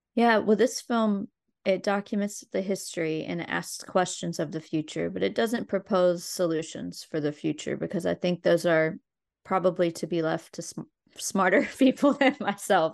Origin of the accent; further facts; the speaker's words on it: Logan, West Virginia, United States; also born or lived in Abingdon, Virginia / Charleston, West Virginia / Nicholas County, West Virginia; I was born in Abingdon, Virginia, and grew up in, um, m, mostly Logan and near Charleston, West Virginia